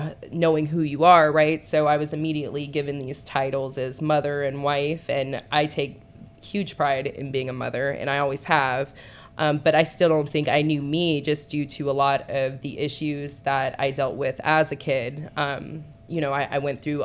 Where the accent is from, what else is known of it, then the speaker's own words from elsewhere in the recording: Boulder City, Nevada, United States; moved away as an adult; also born or lived in Henderson, Nevada / Las Vegas, Nevada; now in Atlanta, United States; I actually grew up in a small city for the first like 10, 11 years of my life called Boulder City